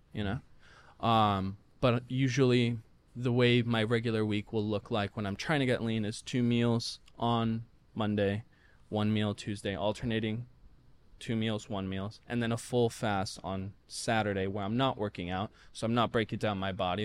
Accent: Puerto Rico; I'm from Puerto Rico, so very, very heavy on the rice and the beans

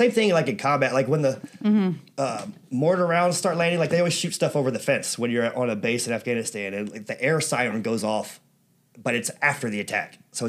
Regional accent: Ireland; I didn't realize, you know, because, well, I'm Irish for one thing.

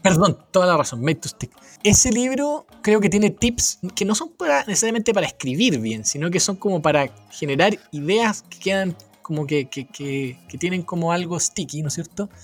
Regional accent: Chile; siendo chileno, queriendo vivir en Chile

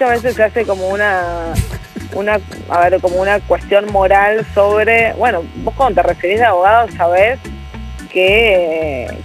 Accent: northern Argentina, Argentina; now in Buenos Aires, Argentina; yo hablo de una manera diferente, tengo tonada, vengo del norte, lógicamente cada vez mi tonada se va pareciendo más a la tonada de Buenos Aires, pero sin embargo sigue siendo distinta

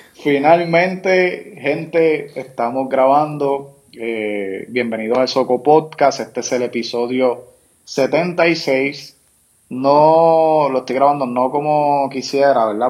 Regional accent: Puerto Rico; somos ciudadanos americanos

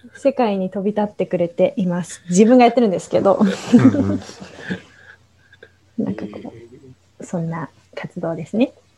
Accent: Japan; also born or lived in Egypt / India; 日本で生まれ育ってるので

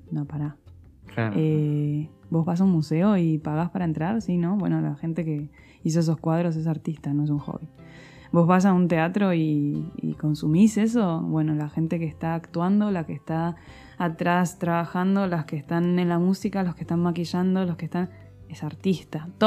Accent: Argentina; also born or lived in Spain; puedo decir que soy más argentina que española porque me siento así, porque me siento más cómoda así. Pero también hay muchas cosas de España que, las he ido integrando porque al final me crié durante mucho tiempo ahí.

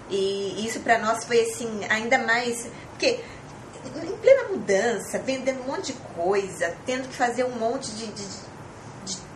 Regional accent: Brazil; Eu, não, eu, eu sou brasileira, uhum. gosto do arroz e feijão

